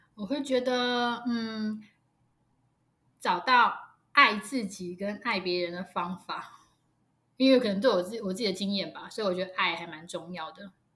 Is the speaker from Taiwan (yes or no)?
yes; Taiwan; 我们台湾